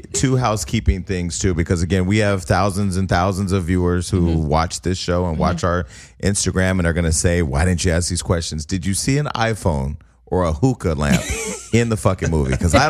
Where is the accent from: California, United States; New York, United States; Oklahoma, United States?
California, United States; the Bay Area; I'm from the West Coast, mm-hmm. or you're from LA. You know, he wasn't from LA, but I was from the Bay.